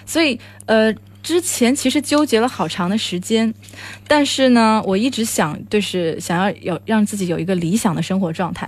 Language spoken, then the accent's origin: Chinese; China; 我是一个来自中国的